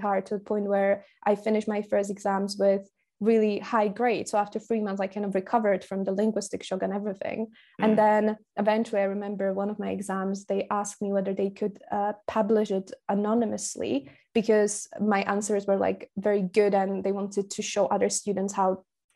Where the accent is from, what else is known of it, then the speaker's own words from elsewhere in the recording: Slovakia; first language Slovak; English is a second language; moved away as an adult; also born or lived in Glasgow, United Kingdom; I'm from Slovakia. My mother tongue is spoken by around 6 million people